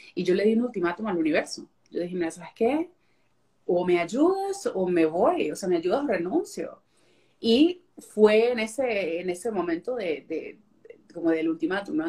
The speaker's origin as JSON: {"language": "Spanish", "country": "Venezuela", "tie": "born or raised there", "moved": "as an adult", "lives_now": "Fort Worth, United States", "said": "Yo nací, crecí en Venezuela y me mudé a Texas en el 2000, no hablaba el inglés"}